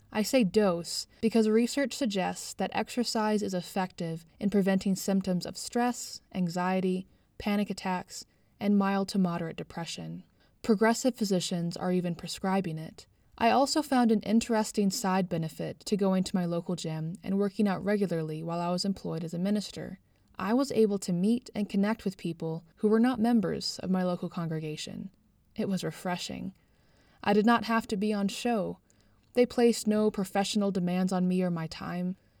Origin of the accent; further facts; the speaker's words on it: United Kingdom; now in Canada; I grew up in the United Kingdom